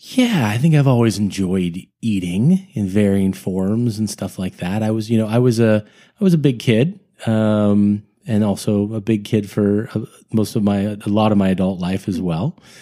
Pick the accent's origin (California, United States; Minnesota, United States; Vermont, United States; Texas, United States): California, United States; Sunnyvale; now in Los Angeles, United States; I am from the Northern California, the Bay Area up there, from, uh, Sunnyvale, which is a suburb of San Jose